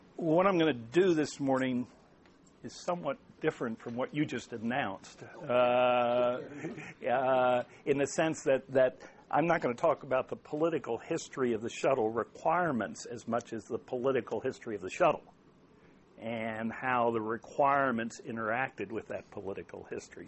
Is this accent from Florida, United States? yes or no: no; Maryland, United States; it's my home state.